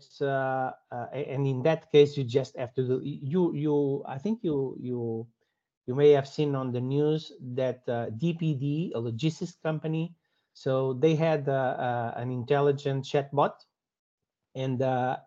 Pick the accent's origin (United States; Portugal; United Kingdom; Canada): Portugal; I'm from Portugal